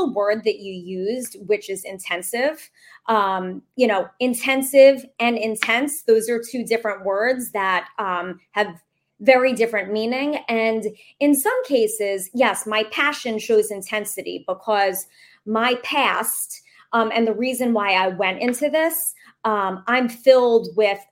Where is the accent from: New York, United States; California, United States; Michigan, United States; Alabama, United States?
New York, United States; the state, fabulous state of New York, which is my hometown